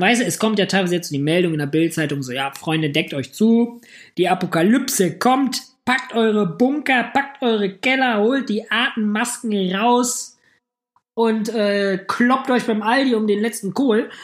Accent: Hamm, North Rhine-Westphalia, Germany; now in Düsseldorf, Germany; Ich komme ja aus Hamm.

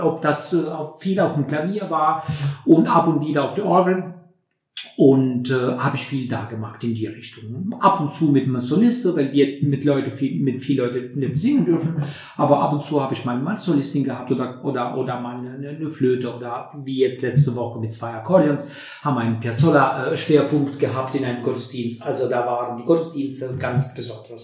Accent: Durrës, Durrës County, Albania; German is a second language; moved away as an adult; also born or lived in Tirana, Albania; now in Neunkirchen, Germany; ich bin in Albanien geboren, wunderschön Albanien, in Doris, in einem Hafenstadt sozusagen, die größte Hafenstadt in Albanien. Und äh, dort habe ich, äh, ja, bis ich 24 äh, geworden bin, habe ich dort gelebt. Ne? Und dann meine Kindheit und meine Jugend

